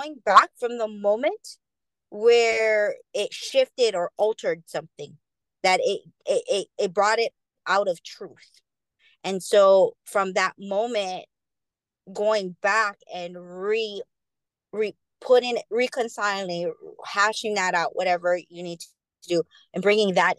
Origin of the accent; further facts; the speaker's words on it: Hawaii, United States; the deep meaning of being Hawaiian